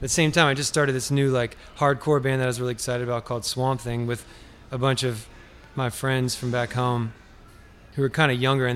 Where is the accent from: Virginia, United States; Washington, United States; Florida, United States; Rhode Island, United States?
Virginia, United States; Richmond; moved away as an adult; now in Nashville, United States; I'm from Richmond, Virginia, 804, capital of Virginia.